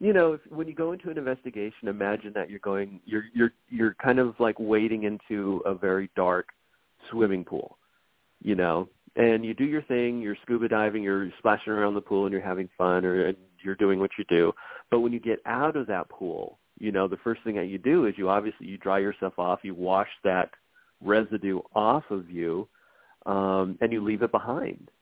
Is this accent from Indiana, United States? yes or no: no; Los Angeles, California, United States; I'm born and raised in Los Angeles